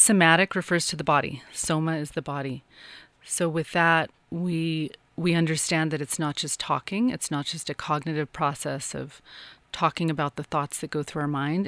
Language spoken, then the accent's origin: English; Santa Fe, New Mexico, United States; I am from New Mexico. I'm from Santa Fe